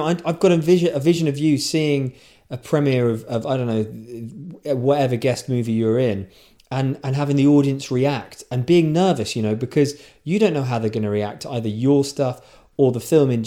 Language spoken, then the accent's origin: English; Guildford, South East England, United Kingdom; also born or lived in London; my hometown of Guildford